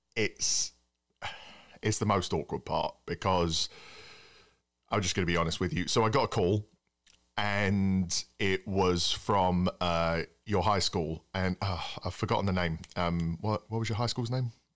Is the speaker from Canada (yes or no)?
no; England, United Kingdom; now in United States; being an Englishman